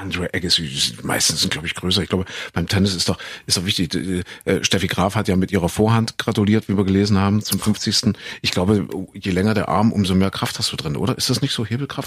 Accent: Kuhköthen, East Germany, Germany; in Kuhköthen, da wo ich groß geworden bin

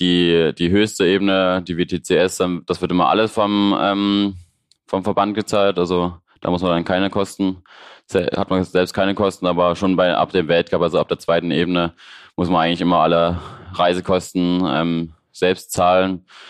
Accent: Leipzig, Saxony, Germany; ich komme aus Leipzig, so wie Markus

